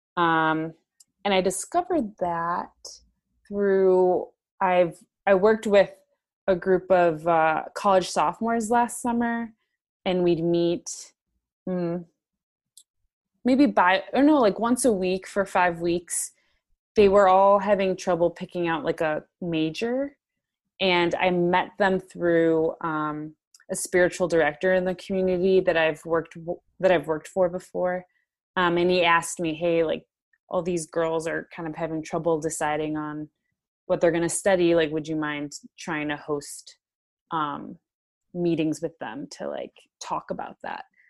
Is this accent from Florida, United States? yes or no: no; Chicago, Illinois, United States; I'm from Chicago, so I live currently in Chicago